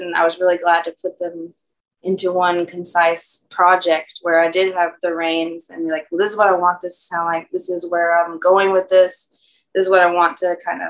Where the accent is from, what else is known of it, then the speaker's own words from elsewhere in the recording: North Carolina, United States; moved away as an adult; now in Louisiana, United States; I didn't grow up speaking French I'm from North Carolina originally and came here in 2006